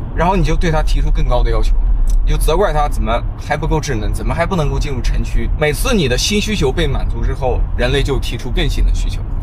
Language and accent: Chinese; China; 作为一个中国人